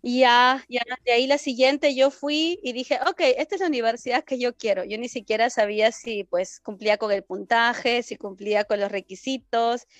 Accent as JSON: {"language": "Spanish", "region": "Lima", "country": "Peru", "tie": "born or raised there", "moved": "as an adult", "lives_now": "Germany", "said": "soy de Perú"}